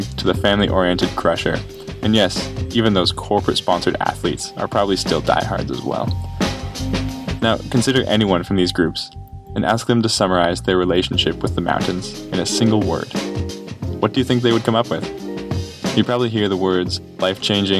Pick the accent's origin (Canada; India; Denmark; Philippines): Canada; also born or lived in Montreal; as a Canadian who had never visited the state